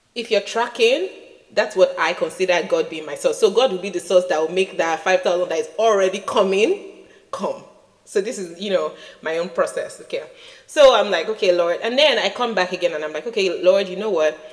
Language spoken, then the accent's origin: English; Nigeria; As a Nigerian child